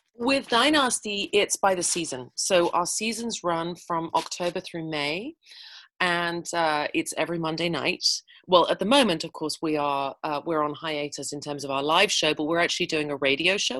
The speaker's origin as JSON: {"language": "English", "region": "England", "country": "United Kingdom", "moved": "as an adult", "lives_now": "Edmonton, Canada", "said": "I'm a Brit. I'm an expat Brit. I uh, I moved here from England in 2000"}